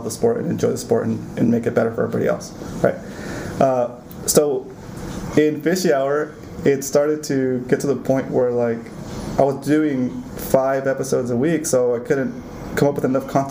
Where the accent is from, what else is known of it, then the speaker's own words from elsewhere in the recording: Ventura County, California, United States; now in San Diego, United States; I grew up in Ventura County